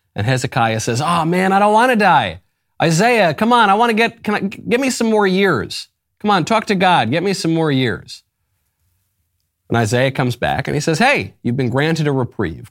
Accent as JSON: {"language": "English", "region": "New York", "country": "United States", "tie": "born or raised there", "also_born_or_lived": "Los Angeles", "moved": "as an adult", "said": "I'm a New Yorker by birth and upbringing."}